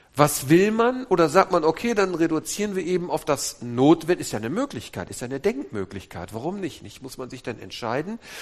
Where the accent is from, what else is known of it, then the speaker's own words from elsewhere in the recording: Wuppertal, North Rhine-Westphalia, Germany; Wir kommen nämlich aus der Mitte, aus Wuppertal. Wuppertal-Elberfeld, wo die berühmte Elberfelder Bibel herkommt